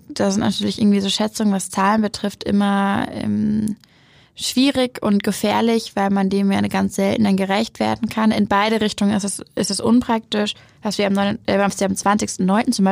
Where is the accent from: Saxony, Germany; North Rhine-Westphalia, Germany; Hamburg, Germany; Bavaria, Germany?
Hamburg, Germany; Hamburg lebt. Deshalb bin ich als Hamburgerin natürlich.